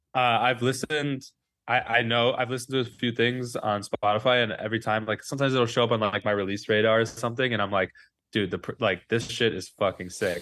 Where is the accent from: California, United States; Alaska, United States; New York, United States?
New York, United States; New York City; I grew up on West End Avenue in Manhattan